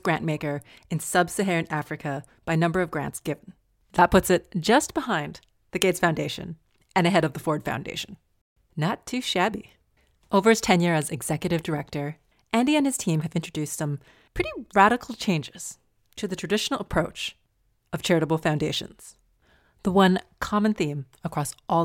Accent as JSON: {"language": "English", "region": "Alberta", "country": "Canada", "tie": "born or raised there", "said": "I grew up in Alberta"}